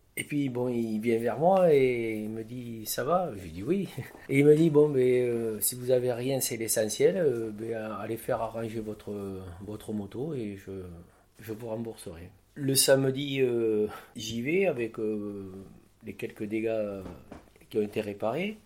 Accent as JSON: {"language": "French", "area": "Lot-et-Garonne", "region": "Nouvelle-Aquitaine", "country": "France", "said": "je viens du sud-ouest de la France, du Lot-et-Garonne"}